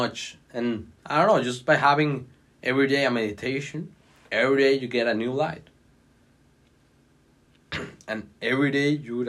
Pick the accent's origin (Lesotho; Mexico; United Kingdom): Mexico; Mexico City; moved away as an adult; now in Washington, D.C., United States; where I'm from Mexico City